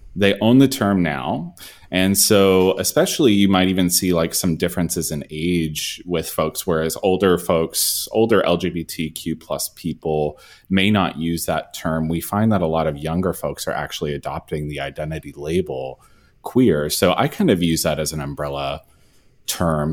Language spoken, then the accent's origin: English; the South, United States; also born or lived in Texas; as a gay man growing up in the South.